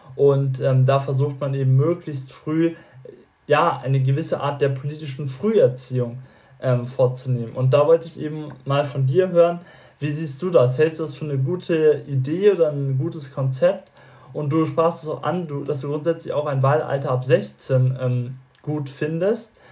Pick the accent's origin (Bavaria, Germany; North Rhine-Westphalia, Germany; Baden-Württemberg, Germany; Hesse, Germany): Bavaria, Germany; mich als gebürtigen Bayer